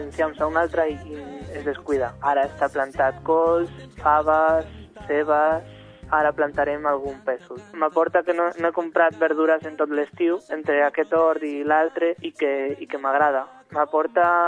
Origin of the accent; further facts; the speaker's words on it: Madrid, Community of Madrid, Spain; now in Catalonia, Spain; Jo sóc de fora, sóc de Madrid